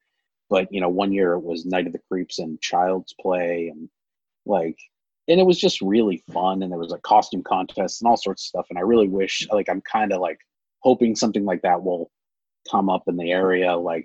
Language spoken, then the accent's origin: English; Massachusetts, United States; moved away as an adult; also born or lived in Kansas City, Missouri; So I grew up in Massachusetts, but I moved out to Kansas City and lived there for about 6 or 7 years.